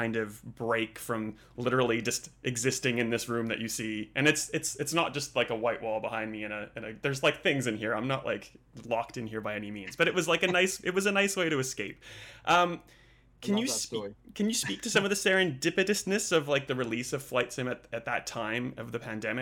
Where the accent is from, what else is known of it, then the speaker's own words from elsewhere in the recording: Saskatoon, Saskatchewan, Canada; moved away as an adult; now in Australia; Saskatoon, Saskatchewan, which is my hometown. I've been in Australia for like 20 years.